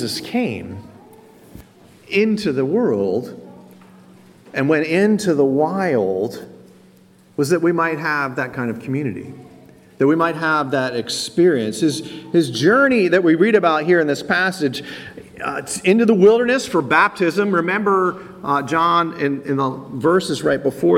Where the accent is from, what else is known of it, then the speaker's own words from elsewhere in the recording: Wilmington, Delaware, United States; now in Philadelphia, United States; I grew up in Wilmington, Delaware